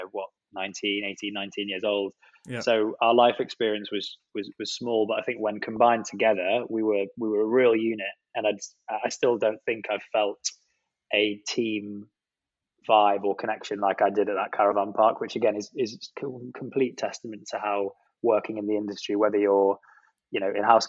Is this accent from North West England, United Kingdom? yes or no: yes; Penrith, North West England, United Kingdom; moved away as an adult; now in London, United Kingdom; Penrith, my hometown